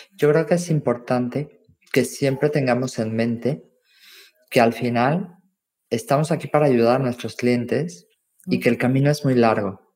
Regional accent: Mexico; now in Valencia, Spain; como mexicana

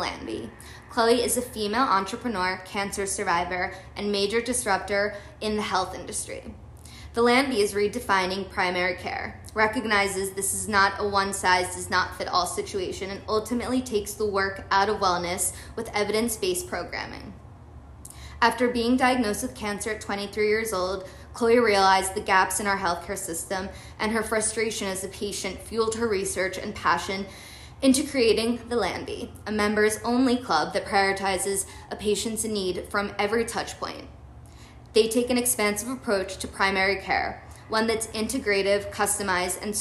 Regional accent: Philadelphia, Pennsylvania, United States; I grew up in Philly

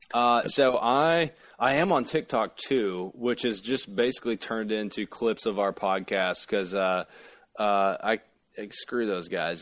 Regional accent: Appalachia, United States; I really am from a holler, um, in, in Appalachia

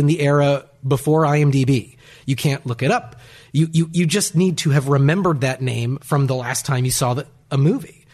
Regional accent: Bellingham, Washington, United States; moved away; I grew up in Bellingham, Washington

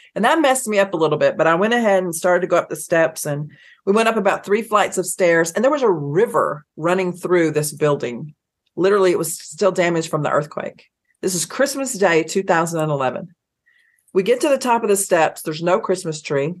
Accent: Athens, Georgia, United States; grew up in Athens, Georgia

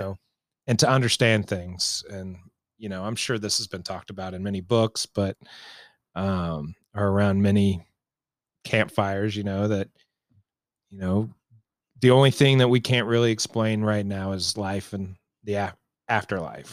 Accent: Raytown, Missouri, United States; I grew up in Raytown, which is a suburb here of Kansas City

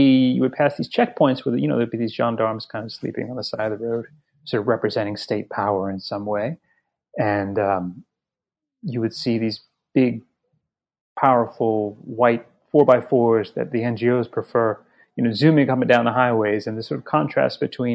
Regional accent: New Orleans, Louisiana, United States; now in New York City, United States; I grew up in New Orleans

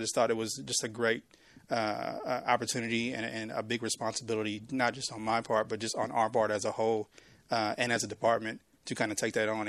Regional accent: Waco, Texas, United States; I'm born and raised in Waco. I mean, I was in Waco Public Schools. I mean, I went to Waco High.

